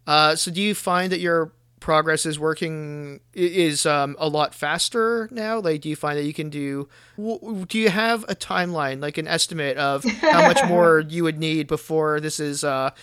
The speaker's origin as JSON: {"language": "English", "country": "Canada", "said": "I as a Canadian, I learned just the very basics."}